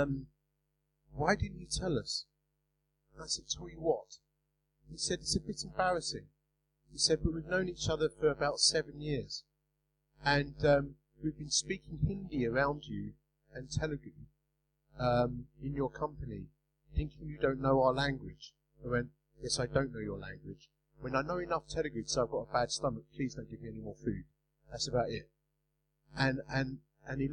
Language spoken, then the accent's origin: English; Romford, London, United Kingdom; accent: Essex English; I'm from Romford, you know, I speak Essex English